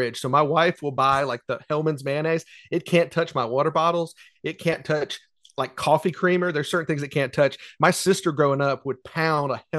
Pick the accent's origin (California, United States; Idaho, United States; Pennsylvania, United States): Pennsylvania, United States; Allentown; Allentown, Pennsylvania, from my hometown